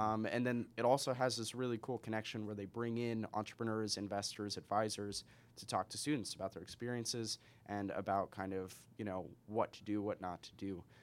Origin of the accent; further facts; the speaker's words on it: Spokane, Washington, United States; also born or lived in Seattle; I'm from Spokane.